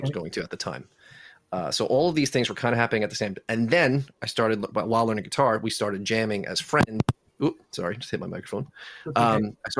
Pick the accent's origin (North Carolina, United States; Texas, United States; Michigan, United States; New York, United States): New York, United States; Selden; I grew up in Selden. Okay. Went to New Lane Elementary, Selden Middle School, and Newfield High School